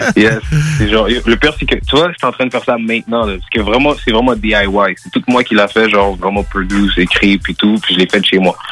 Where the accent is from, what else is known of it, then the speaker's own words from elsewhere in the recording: Montreal, Quebec, Canada; first language French; Je suis né Montréal, Québec, Hôpital Rosemont. Moi, je, suis né ici. Ma première langue, c'est vraiment le français